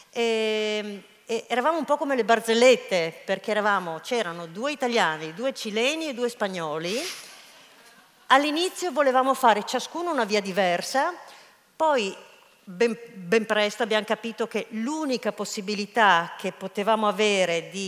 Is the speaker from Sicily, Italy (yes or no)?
no; Rome, Lazio, Italy; eravamo in tre stagionati, io romano e, e uno spagnolo